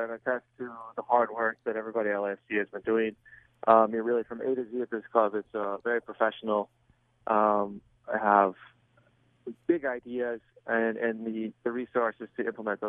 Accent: San Diego, California, United States; moved away as an adult; also born or lived in Germany; I grew up in San Diego

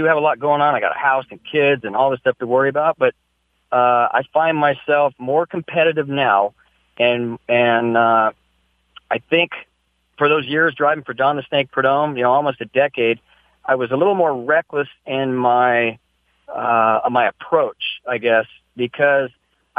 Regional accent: San Luis Obispo, California, United States; born or raised there

